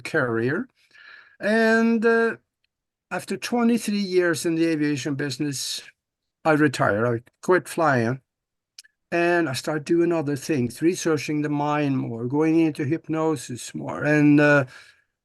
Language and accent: English; Norway; moved away as an adult; now in United States; I was born and raised back in Norway on a farm back there, and I was going to be a farmer.